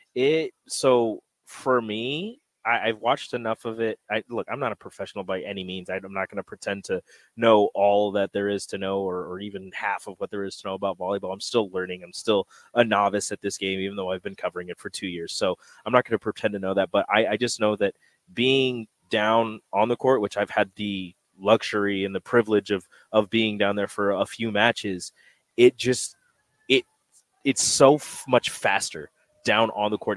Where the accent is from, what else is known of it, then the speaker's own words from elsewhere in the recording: Omaha, Nebraska, United States; moved away; I got family in Omaha. I grew up in Omaha. 18 years of my life I spent here